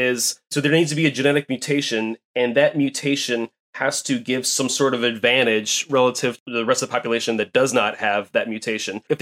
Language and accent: English; Florida, United States; I grew up in Florida.